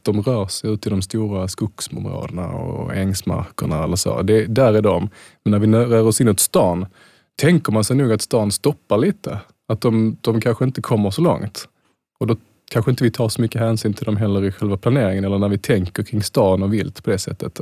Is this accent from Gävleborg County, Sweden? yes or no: no; Malmö, Skåne, Sweden; jag är från Malmö